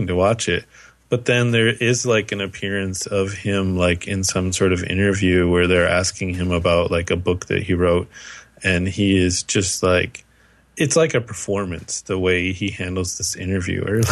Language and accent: English; United States; I'm American